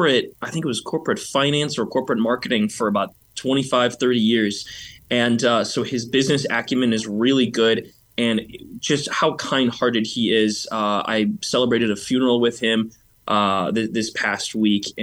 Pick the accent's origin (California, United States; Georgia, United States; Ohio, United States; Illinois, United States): Illinois, United States; Burr Ridge; I grew up in Burr Ridge.